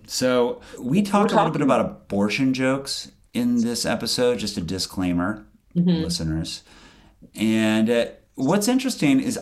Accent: Virginia, United States; I am from Virginia

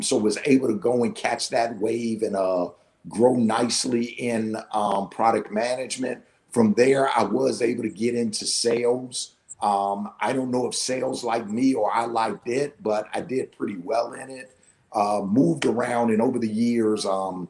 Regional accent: Washington, District of Columbia, United States; moved away as an adult; also born or lived in Pittsburgh / New Jersey; went to D.C. for the summer where I grew up

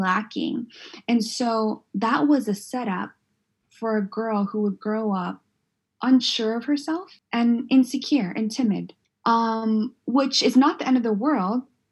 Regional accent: San Diego, California, United States; moved away; I grew up in Southeast San Diego

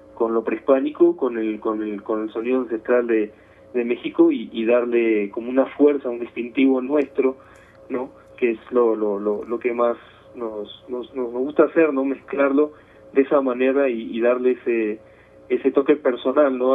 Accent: Buenos Aires, Argentina; moved away; de Buenos Aires, de Buenos Aires, de la, capital federal, bueno, ahora sería Ciudad Autónoma de Buenos Aires

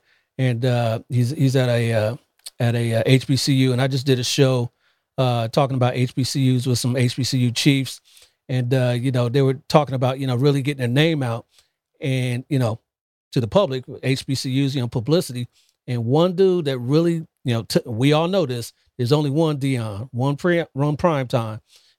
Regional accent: Columbus, Ohio, United States; moved away; I'm originally from Columbus.

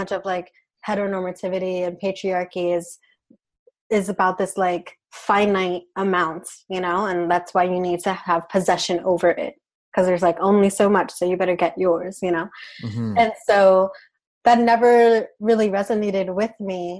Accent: New York City, New York, United States; also born or lived in Puerto Rico / South Central Pennsylvania; now in Pennsylvania, United States; I'm from Brooklyn, New York, by way of Puerto Rico, but I live in South Central Pennsylvania right now

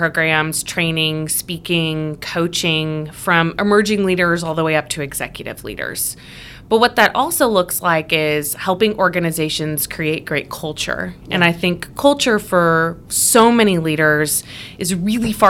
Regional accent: Illinois, United States; also born or lived in Indiana; I grew up in Illinois and went to college at Eastern Illinois University

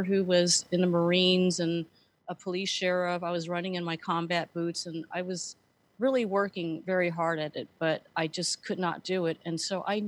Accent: San Francisco, California, United States; moved away as an adult; also born or lived in Colorado Springs; I was born and raised in San Francisco

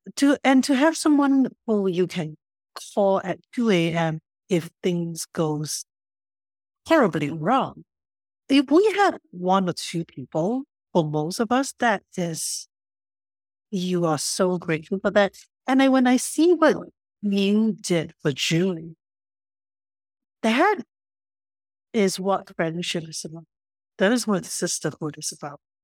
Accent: Singapore; moved away as an adult; now in Vancouver, Canada; where I grew up in Singapore

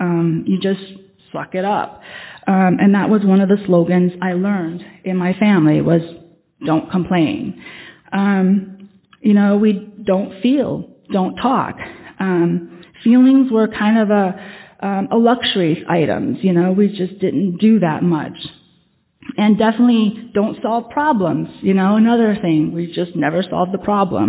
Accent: Vietnam; moved away; I come from Vietnam. I'm Vietnamese. Even though I don't look it, a part of my past is that I am Vietnamese. I am adopted into a Vietnamese family. I was born in Vietnam

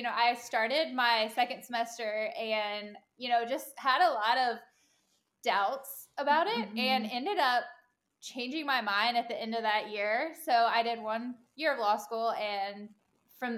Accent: Virginia, United States; moved away as an adult; now in Charlotte, United States; I am originally from Virginia. And lived there basically my whole life.

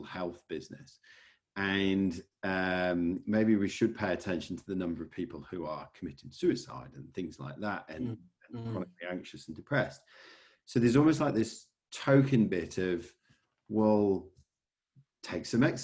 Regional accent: England, United Kingdom; moved away as an adult; now in Australia; I am British, English, actually

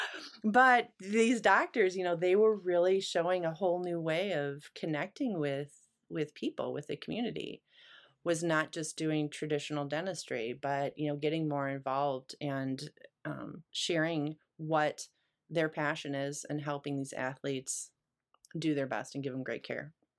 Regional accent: Chicago, Illinois, United States; moved away as an adult; also born or lived in Grand Rapids, Michigan; coming from Chicago

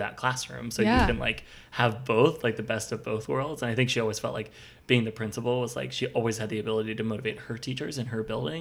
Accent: Philadelphia suburbs, Pennsylvania, United States; I'm from the suburbs

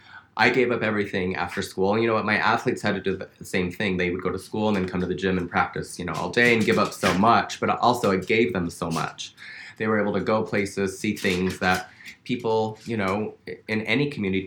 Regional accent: Utah, United States; And growing up in Utah.

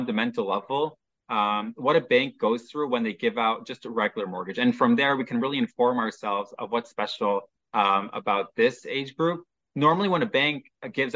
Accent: Chicago, Illinois, United States; now in Haifa, Israel; Originally, you can probably tell from my accent, I'm from Chicago. Now I live in Israel, specifically located in Haifa

